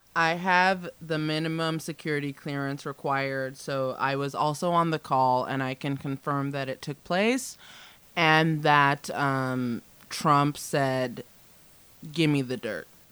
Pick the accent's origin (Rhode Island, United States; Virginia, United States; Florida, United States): Virginia, United States; Arlington; born and raised in Arlington, Virginia